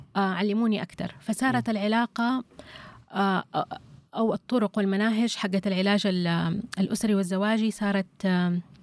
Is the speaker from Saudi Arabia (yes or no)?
yes; Saudi Arabia; عندنا في السعوديه